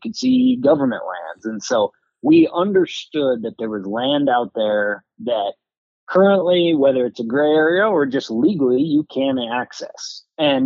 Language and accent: English; Montana, United States; in my home state of Montana